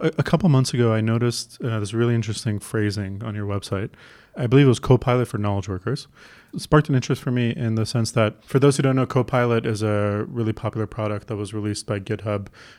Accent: Toronto, Ontario, Canada; I'm from Toronto

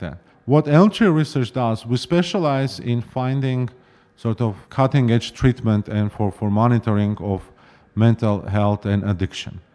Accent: Yerevan, Armenia; moved away as an adult; also born or lived in Ithaca, New York; now in Boston, United States; I was born and raised in Yerevan, in Armenia

